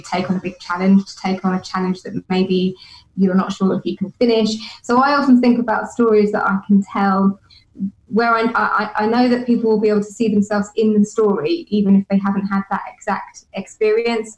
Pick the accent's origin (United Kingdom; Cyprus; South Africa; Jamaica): United Kingdom; being British